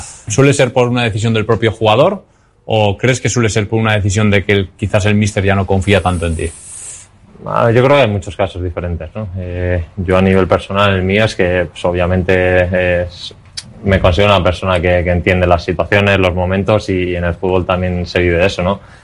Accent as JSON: {"language": "Spanish", "town": "Pamplona", "region": "Navarre", "country": "Spain", "tie": "born or raised there", "moved": "yes", "said": "siendo como soy de Pamplona, eh, siendo de zona desde pequeño"}